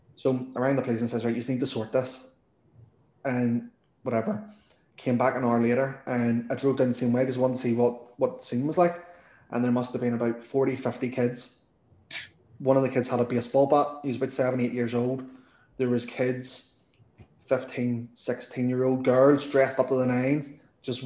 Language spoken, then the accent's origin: English; Northern Ireland, United Kingdom; accent: Northern Irish; my Northern Irish accent